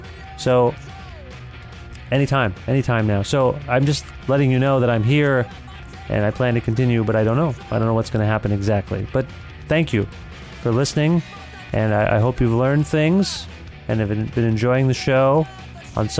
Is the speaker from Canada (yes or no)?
yes; Guelph, Ontario, Canada; I'm from Guelph